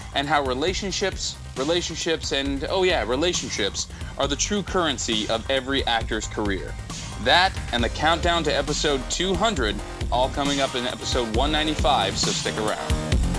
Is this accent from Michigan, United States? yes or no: no; Southern California, United States; also born or lived in Northeast US; now in Northeast, United States; I grew up in Southern California where there was no ice and I was pissed, so now I'm in the Northeast